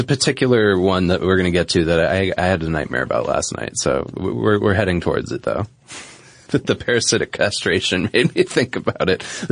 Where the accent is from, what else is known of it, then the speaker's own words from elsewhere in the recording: New England, United States; Where I grew up in New England